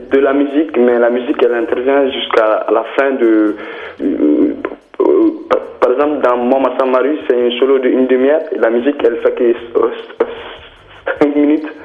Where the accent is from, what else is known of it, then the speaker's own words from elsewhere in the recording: Mali; moved away as an adult; also born or lived in France; j'ai commencé le travail à Bamako parce que je viens du Mali.